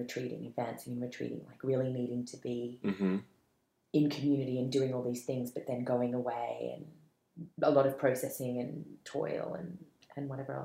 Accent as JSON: {"language": "English", "country": "Malaysia", "tie": "born there", "said": "I was born in Malaysia. My mom's Malay Chinese, and my dad's Irish Australian."}